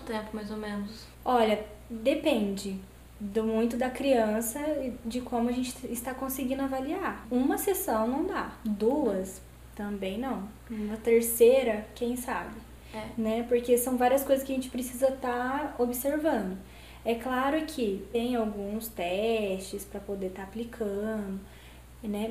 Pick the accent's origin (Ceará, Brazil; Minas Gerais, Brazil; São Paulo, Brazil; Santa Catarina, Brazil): Minas Gerais, Brazil; Cristina; also born or lived in Campinas; now in Itajubá, Brazil; vou voltar pra minha cidade, que eu sou de Cristina.